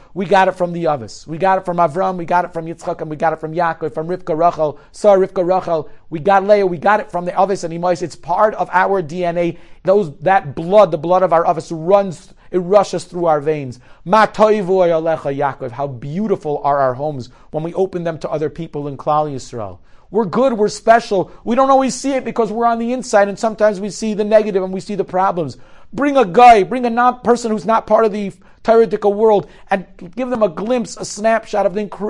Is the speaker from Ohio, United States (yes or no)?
yes; Cleveland, Ohio, United States; I'm from Cleveland